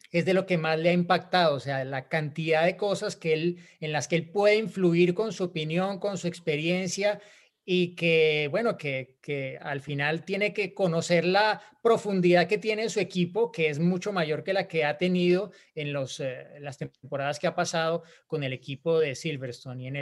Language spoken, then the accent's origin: Spanish; Cancún, Quintana Roo, Mexico; soy de Cancún, Quintana Roo.